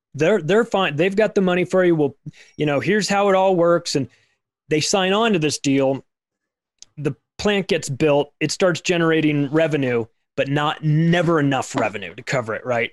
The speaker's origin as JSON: {"language": "English", "country": "United States", "tie": "born or raised there", "said": "I'm an American who lives in America, has lived here my whole life"}